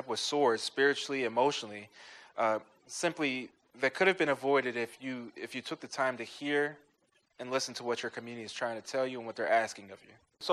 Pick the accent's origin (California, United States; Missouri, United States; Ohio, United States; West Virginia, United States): Missouri, United States; Ferguson; For most of my life, I grew up in Ferguson, Missouri.